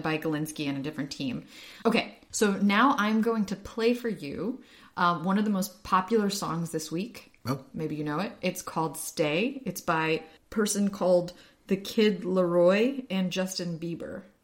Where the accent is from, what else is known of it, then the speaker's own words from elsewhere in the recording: Ukraine; moved away; I'm from Ukraine